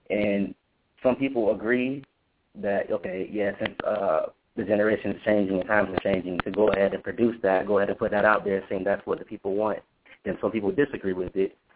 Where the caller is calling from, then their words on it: Tallahassee, Florida, United States; from Tallahassee, Florida.